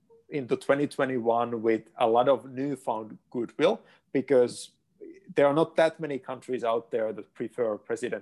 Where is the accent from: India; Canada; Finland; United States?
Finland; moved away; my home country, Finland